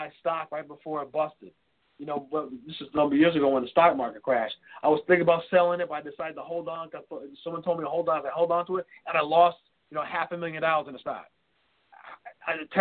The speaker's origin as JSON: {"language": "English", "town": "New York City", "region": "New York", "country": "United States", "tie": "born or raised there", "moved": "as an adult", "lives_now": "Chicago, United States", "said": "I'm born and raised in New York City"}